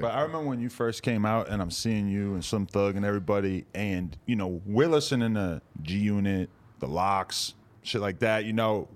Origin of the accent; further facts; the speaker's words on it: near Boston, New Hampshire, United States; now in Los Angeles, United States; I'm from fucking forty minutes outside Boston